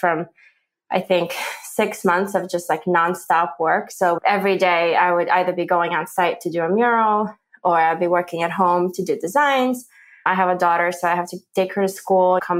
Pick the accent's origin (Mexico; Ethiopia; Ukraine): Ukraine; now in New Jersey, United States; I come from Ukraine